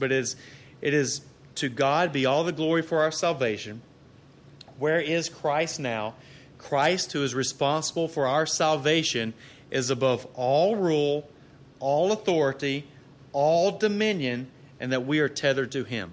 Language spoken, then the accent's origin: English; Arkansas, United States; now in Texas, United States; I'm from Arkansas originally